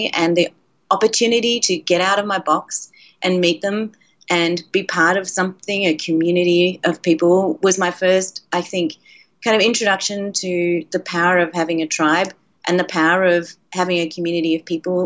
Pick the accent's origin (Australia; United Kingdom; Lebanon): Australia; when I was a kid, and I grew up in Australia